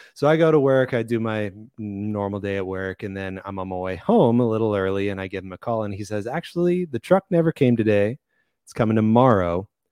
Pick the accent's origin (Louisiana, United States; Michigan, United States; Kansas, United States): Kansas, United States; moved away as an adult; now in Arizona, United States; so I grew up in, uh, in Kansas. I, so I'm from Kansas. I moved to Arizona, which is where I live now